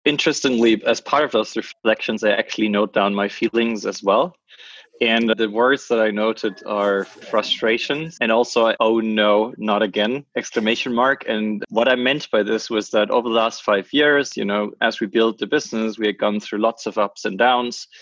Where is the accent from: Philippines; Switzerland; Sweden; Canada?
Switzerland; French-speaking Switzerland, Romandy; Switzerland, my home country, from the other part of Switzerland, because I'm from the French part